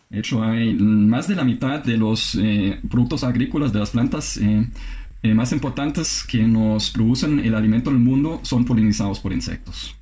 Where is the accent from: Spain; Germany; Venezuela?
Germany; moved away as an adult; now in Costa Rica; alemán, tengo 27 años de vivir en América Latina